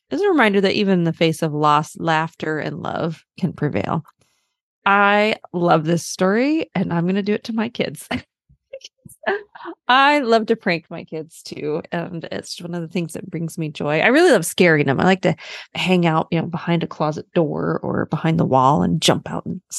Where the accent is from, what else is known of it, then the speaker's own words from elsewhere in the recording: Germany; born there; So I was born in Germany. My dad was in the military, and and my younger sister was also born in Germany.